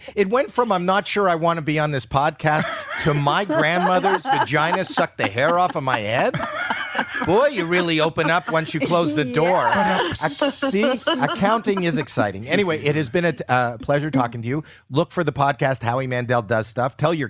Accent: Canada; We're all Canadian here, and we could talk.

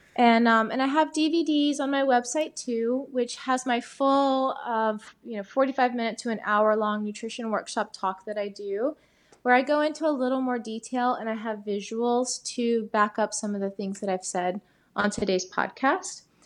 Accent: Atlanta, Georgia, United States; I'm from Atlanta

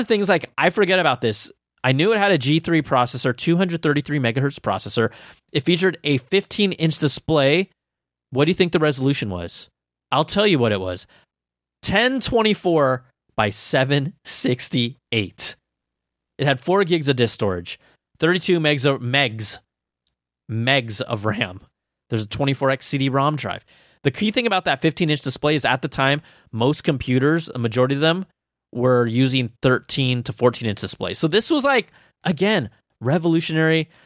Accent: Cupertino, California, United States; Cupertino, which happens to be my hometown

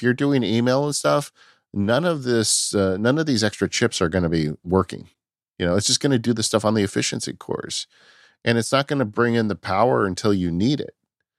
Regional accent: California, United States; I'm from California

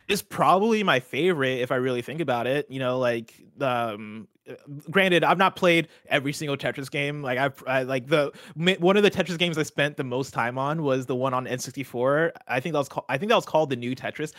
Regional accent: central Illinois, United States; moved away as an adult; also born or lived in Seattle; I had flown back to my hometown, uh, back in central Illinois

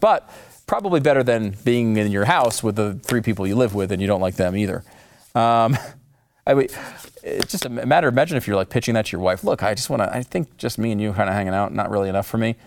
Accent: New York City, New York, United States; moved away; as a New Yorker myself, I was born in New York, used to work there as well.

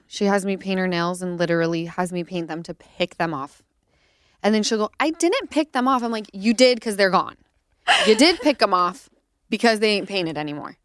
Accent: Utah, United States; moved away; I'm from Utah, like, we grew up on chain restaurants

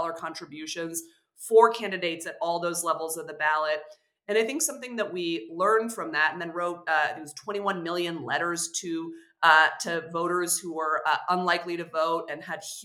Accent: California, United States; California 13 is a 90-minute drive from my hometown

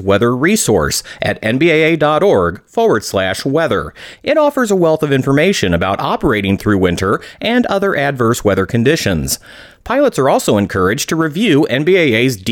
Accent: Midwest, United States; where I grew up in the Midwest

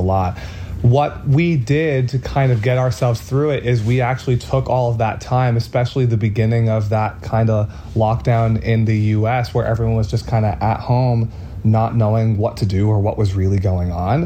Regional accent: Boston, Massachusetts, United States; we are from the Boston area, Boston, Massachusetts

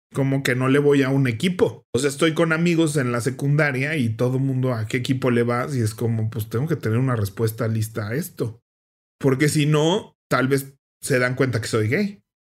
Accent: Mexico; el partido de México donde salimos del Mundial

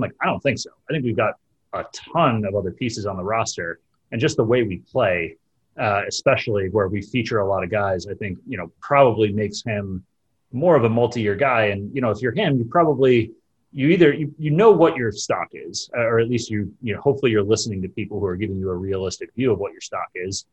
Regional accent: Connecticut, United States; I grew up in Connecticut

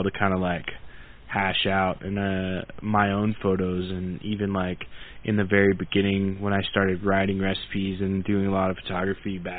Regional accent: Oklahoma, United States; moved away; I'm originally from Oklahoma, and I'm a member of the Choctaw Nation of Oklahoma

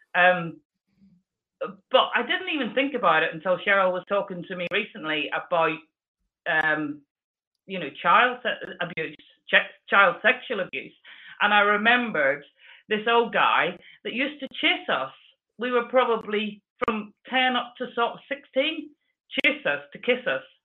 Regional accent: Belfast, Northern Ireland, United Kingdom; I was born in Northern Ireland, mm-hmm. and um, there was so I was part of Belfast as the locality

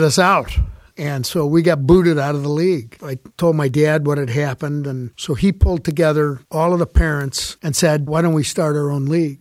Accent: South Bend, Indiana, United States; also born or lived in Chicago; we moved here from Chicago when I was ten, moved to South Bend

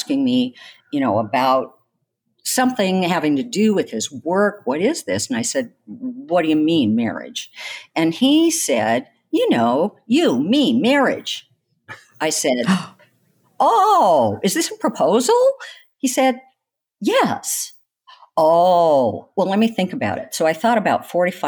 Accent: the Northwest, Pacific Northwest, United States; also born or lived in California; I grew up in the Northwest

